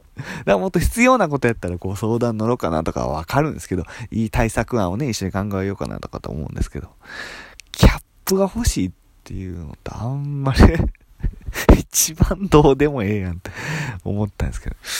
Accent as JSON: {"language": "Japanese", "town": "Itami", "region": "Hyogo", "country": "Japan", "tie": "born or raised there", "also_born_or_lived": "Nagoya", "moved": "yes", "said": "兵庫県伊丹市で育ったんですけども"}